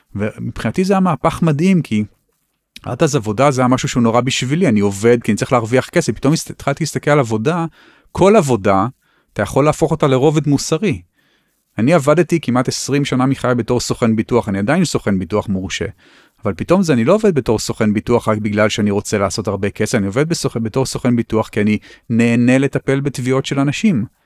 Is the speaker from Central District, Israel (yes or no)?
no; Tel Aviv, Tel Aviv District, Israel; אני חי בתל אביב, גם כי נולדתי בתל אביב